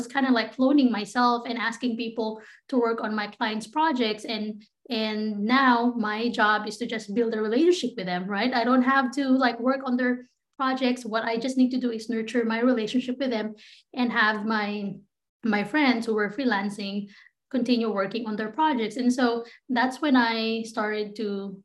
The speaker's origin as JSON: {"language": "English", "country": "Philippines", "tie": "born or raised there", "moved": "as an adult", "lives_now": "United States", "said": "I grew up in the Philippines."}